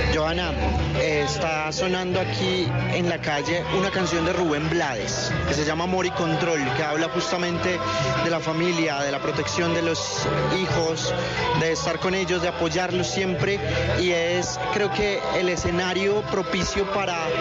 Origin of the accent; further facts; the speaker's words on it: Bogotá, Colombia; nos toca a todos como bogotanos, como colombianos